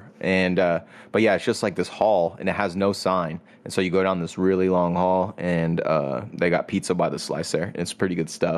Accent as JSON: {"language": "English", "region": "Northern California", "country": "United States", "said": "well, I'm from Northern California"}